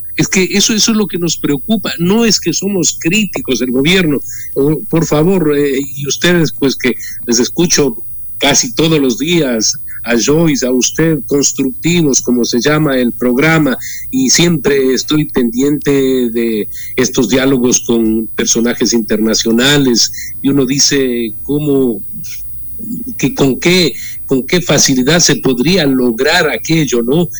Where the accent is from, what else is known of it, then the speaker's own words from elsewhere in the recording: Ecuador; como ecuatoriano demócrata